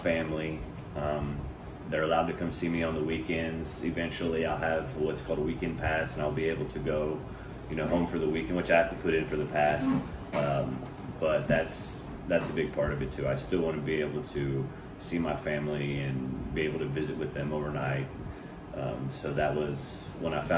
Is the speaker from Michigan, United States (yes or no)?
no; Pearland, Texas, United States; also born or lived in Webster, Texas; I grew up in Webster, and once I moved to Pearland, started going to Pearland School District